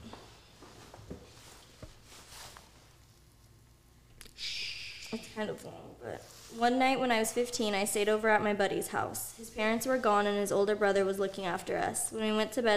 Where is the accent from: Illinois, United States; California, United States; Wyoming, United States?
California, United States; Rodeo; another house that I grew up in Rodeo